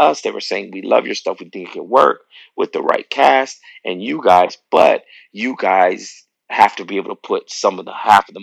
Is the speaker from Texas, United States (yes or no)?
yes; El Paso, Texas, United States; we grew up in El Paso, Texas, my home church, Bethlehem Temple